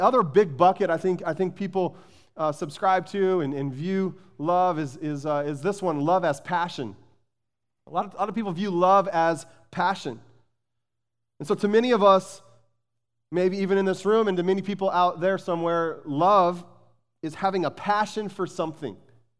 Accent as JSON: {"language": "English", "region": "Arizona", "country": "United States", "tie": "born or raised there", "said": "I grew up in Arizona. I've shared that with you many times. And I grew up as a passionate University of Arizona Wildcat basketball fan."}